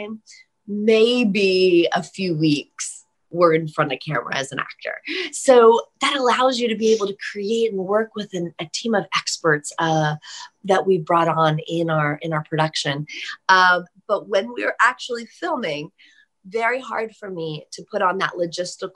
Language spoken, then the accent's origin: English; Bethlehem, Pennsylvania, United States; I was born in Bethlehem.